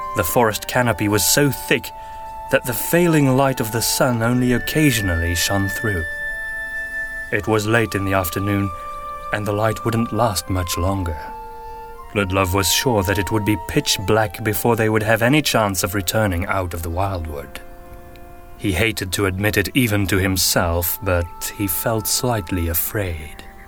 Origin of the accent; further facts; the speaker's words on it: Antwerp, Flanders, Belgium; first language Flemish; English is a second language; I am from Belgium. More specifically, Antwerp in the northern